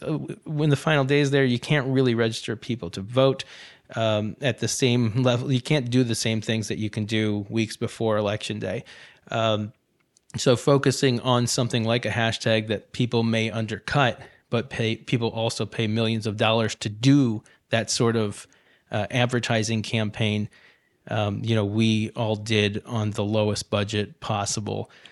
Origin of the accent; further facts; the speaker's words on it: Ohio, United States; moved away; also born or lived in North Carolina; I grew up in Ohio